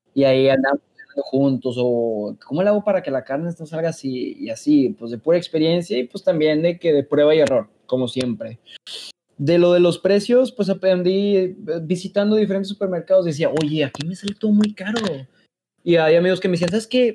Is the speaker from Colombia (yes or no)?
no; Mexico; moved away as an adult; now in Germany; como somos los mexicanos